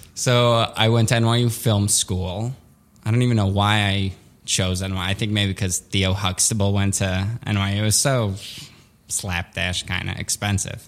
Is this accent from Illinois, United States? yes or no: yes; Skokie, Illinois, United States; English is a second language; also born or lived in Soviet Union; I grew up in Skokie, which was a very Jewish neighborhood